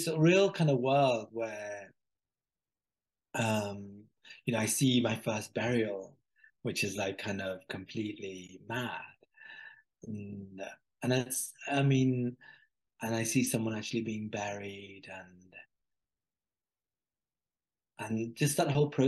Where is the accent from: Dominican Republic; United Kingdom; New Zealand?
United Kingdom; Birmingham, West Midlands; from Birmingham to this village in Pakistan